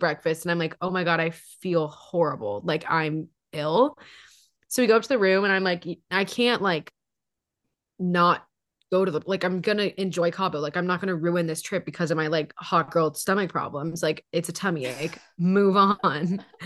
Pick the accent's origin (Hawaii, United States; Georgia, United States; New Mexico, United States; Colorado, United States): Hawaii, United States; now in Seattle, United States; We're from Hawaii.